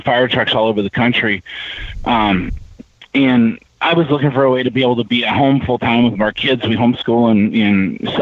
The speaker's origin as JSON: {"language": "English", "region": "Northwest Iowa", "country": "United States", "said": "I'm from Northwest Iowa, and I started a tea company here"}